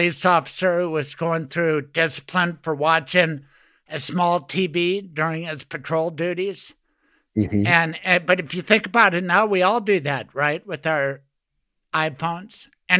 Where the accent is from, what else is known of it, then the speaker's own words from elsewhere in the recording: Denver, Colorado, United States; I'm from Denver